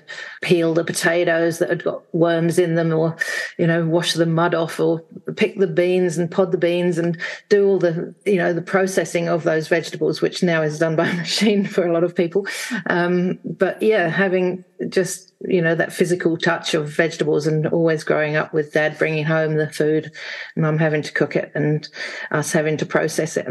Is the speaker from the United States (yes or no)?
no; England, United Kingdom; now in Wanaka, New Zealand; I'm actually from England, from the UK. I grew up there in a village in the 60s